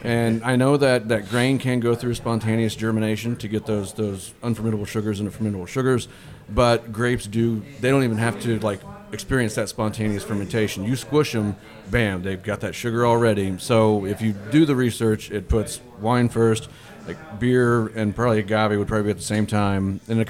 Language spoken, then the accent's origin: English; Louisville, Kentucky, United States; born there; I love Kentucky. I said last week, I was born in Kentucky. I was born in Louisville.